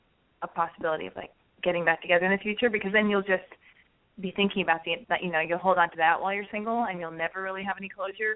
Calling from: San Francisco, California, United States; I'm 25 in San Francisco.

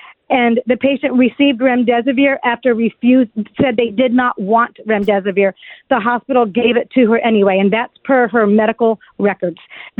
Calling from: Brevard County, Florida, United States; I am calling from Brevard County, Florida.

